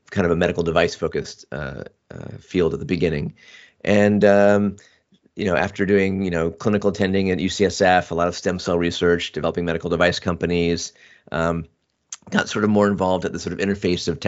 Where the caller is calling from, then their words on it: Portola Valley, California, United States; I am coming from Silicon Valley, actually in Portola Valley, which is about three miles away from Stanford University.